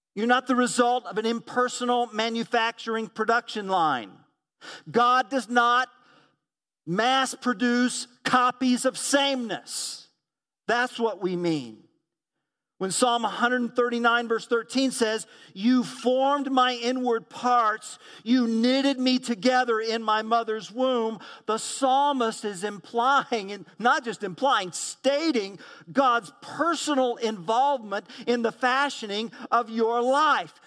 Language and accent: English; Tulsa, Oklahoma, United States; moved away; also born or lived in Midwest; was born at Saint John's Hospital in the city of Tulsa, Oklahoma. Thus, I grew up in the Southwest, and I migrated to Midwestern culture